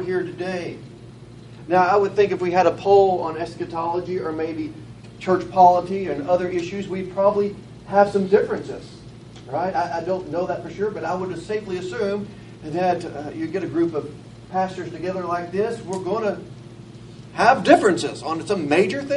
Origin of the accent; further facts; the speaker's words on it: Batesville, Arkansas, United States; also born or lived in Conway, Arkansas; I'm from Batesville, Arkansas, and from live in Conway